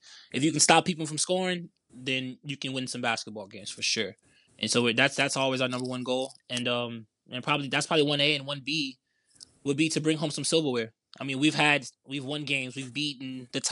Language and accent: English; New Orleans, Louisiana, United States; we're from New Orleans